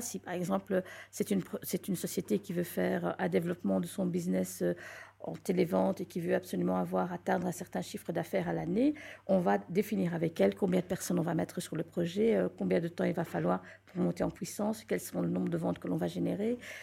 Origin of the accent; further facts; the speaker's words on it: Belgium; also born or lived in Morocco; ça fait longtemps que je vis en Belgique. Je suis née en Belgique, donc ça fait un certain temps que je suis là.